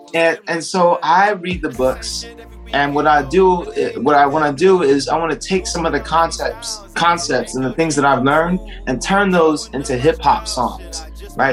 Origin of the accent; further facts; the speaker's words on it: San Diego, California, United States; I'm from San Diego, California